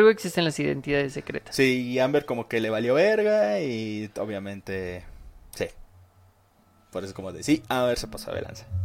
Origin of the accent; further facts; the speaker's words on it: Veracruz, Mexico; soy de Veracruz.